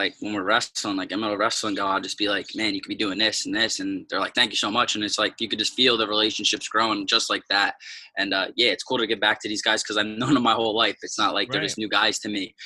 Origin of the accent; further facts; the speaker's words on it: New Jersey, United States; moved away as an adult; my parents and everybody that supported me growing up in New Jersey wrestling